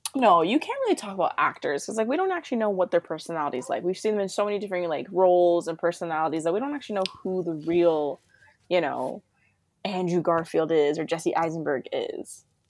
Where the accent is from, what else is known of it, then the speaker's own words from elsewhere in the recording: Toronto, Ontario, Canada; I'm from Toronto